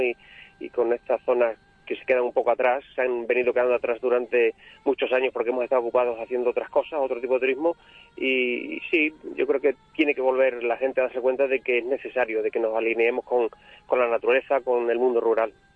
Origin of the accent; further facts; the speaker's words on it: Burguillos del Cerro, Extremadura, Spain; el castillo que tú has mencionado de mi pueblo